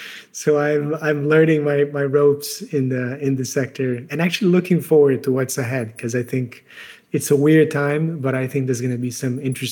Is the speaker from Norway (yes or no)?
no; Brazil; moved away as an adult; now in Amsterdam, Netherlands; I'm originally from Brazil, but I've been traveling around the world for the last 20-something years.